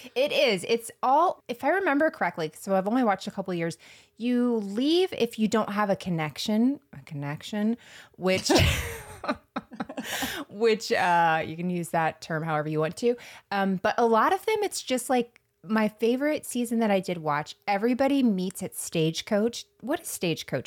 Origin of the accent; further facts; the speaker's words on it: Florida, United States; I'm from Florida